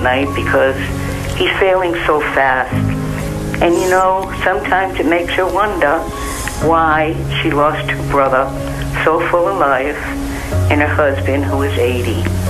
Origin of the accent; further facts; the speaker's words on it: Rhode Island, United States; I'm from Rhode Island.